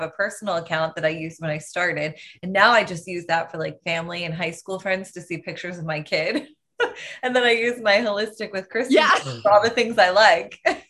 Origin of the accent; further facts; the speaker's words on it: New Jersey, United States; moved away; my hometown in New Jersey